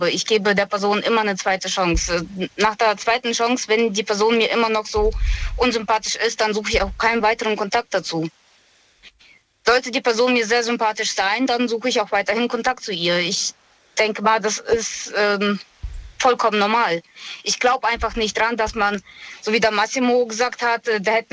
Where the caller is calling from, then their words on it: Moosbach, Germany; ich komme aus Moosbach.